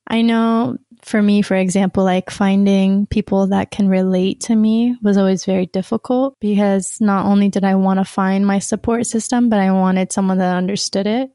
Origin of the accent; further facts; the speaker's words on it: Sacramento, California, United States; moved away as an adult; now in Utah, United States; I was born and raised in Sacramento, California